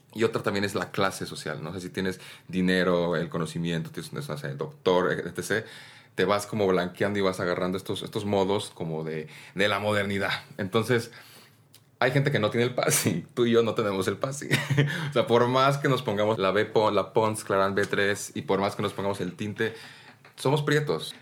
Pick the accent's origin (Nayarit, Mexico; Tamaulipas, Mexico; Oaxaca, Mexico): Oaxaca, Mexico; yo como oaxaqueño, pues yo soy oaxaqueño